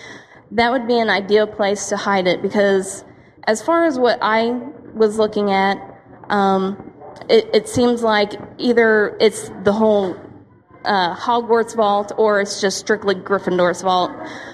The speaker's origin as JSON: {"language": "English", "town": "Florissant", "region": "Missouri", "country": "United States", "said": "I'm from Florissant."}